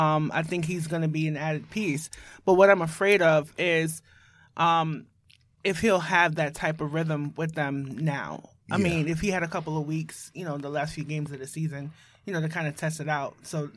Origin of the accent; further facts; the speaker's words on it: New York, United States; And I'm from Brownsville.